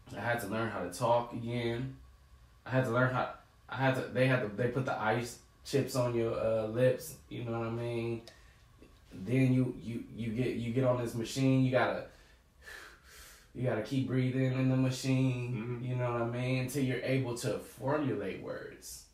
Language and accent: English; San Diego, California, United States; I grew up in Southeast, Southeast San Diego, right there off Euclid